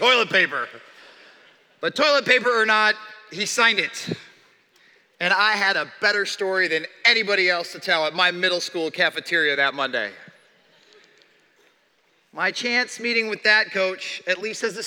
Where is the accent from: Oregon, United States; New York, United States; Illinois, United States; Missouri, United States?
Illinois, United States; Chicago; I was born in Chicago and spent the entirety of my childhood there